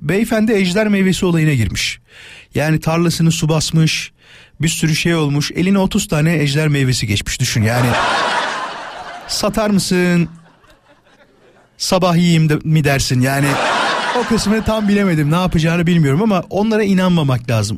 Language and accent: Turkish; Istanbul, Turkey; İstanbulluyuz biz